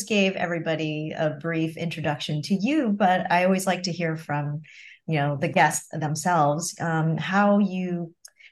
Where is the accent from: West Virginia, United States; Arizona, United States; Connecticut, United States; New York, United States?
New York, United States; Long Island, Nassau County; also born or lived in Queens, New York; I was born in Queens, but grew up in Long Island, Nassau County